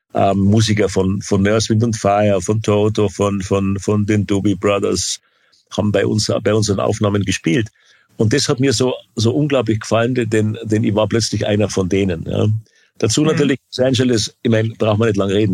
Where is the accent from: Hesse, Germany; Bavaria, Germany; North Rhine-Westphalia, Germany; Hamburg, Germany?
Bavaria, Germany; also born or lived in California; als Bayer